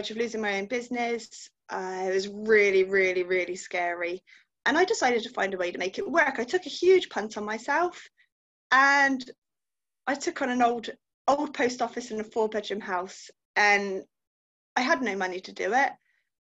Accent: Gloucester, South West England, United Kingdom; I'm from Gloucester in the UK.

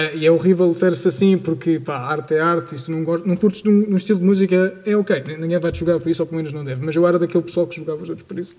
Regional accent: Portugal; eu sou, sou português, como todos nós aqui

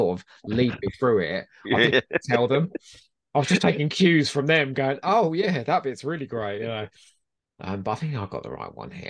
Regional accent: Crawley, South East England, United Kingdom; moved away; I was from Crawley

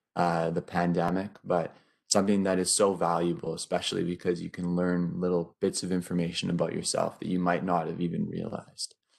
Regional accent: Northern Ontario, Canada; also born or lived in Vancouver, British Columbia; currently studying from my hometown in Northern Ontario

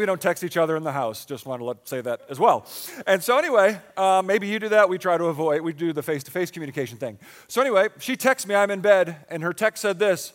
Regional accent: Buffalo, New York, United States; now in Pottstown, United States; I grew up in Buffalo

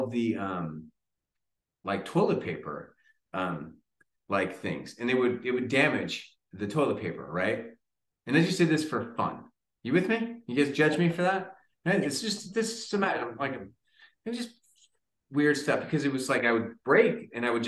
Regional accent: San Diego, California, United States; I grew up in San Diego.

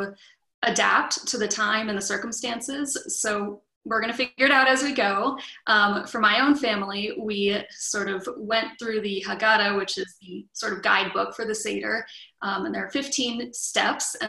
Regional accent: Los Angeles, California, United States; now in New Mexico, United States; I'm from Los Angeles. And so usually for Passover, I fly home to Los Angeles

